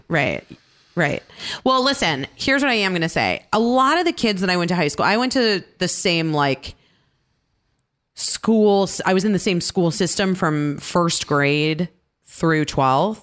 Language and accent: English; Scottsdale, Arizona, United States; moved away; I grew up in Scottsdale, Arizona